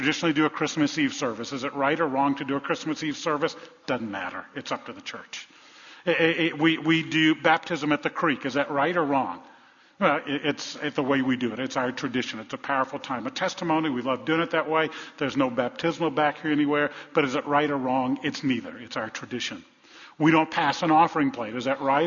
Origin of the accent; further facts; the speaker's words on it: New Orleans, Louisiana, United States; I grew up in the Deep South, in New Orleans, in the 1960s